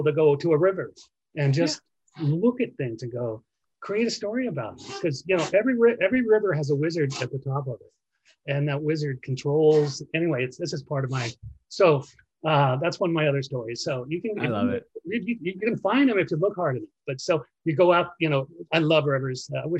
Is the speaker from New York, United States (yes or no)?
yes; New York City, New York, United States; now in Arizona, United States; I was born in Brooklyn